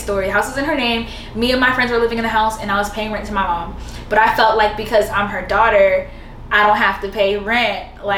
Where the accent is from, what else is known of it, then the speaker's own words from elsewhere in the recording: Dallas, Texas, United States; now in Houston, United States; Yeah, so from Dallas, I have a homegirl who stays in Houston and she was like, bitch, come to Houston.